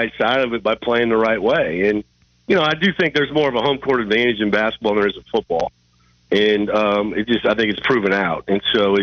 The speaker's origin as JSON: {"language": "English", "region": "Iowa", "country": "United States", "said": "I'm from Iowa"}